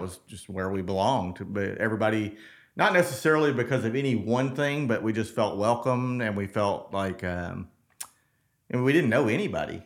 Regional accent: South Mississippi, United States; I'm a Mississippi boy. I was born in South Mississippi

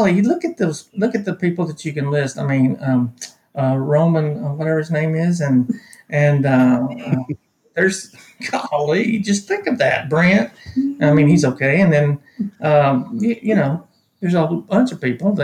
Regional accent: Fort Worth, Texas, United States; now in Nacogdoches, United States; I was born at a very young age in Fort Worth, Texas.

